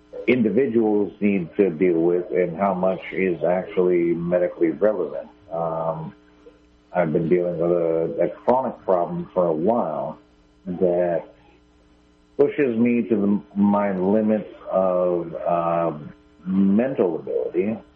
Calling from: Garberville, California, United States; I'm calling from Garberville.

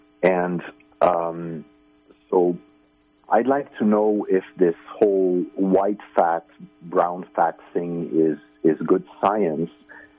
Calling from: Finland; I'm calling from Finland.

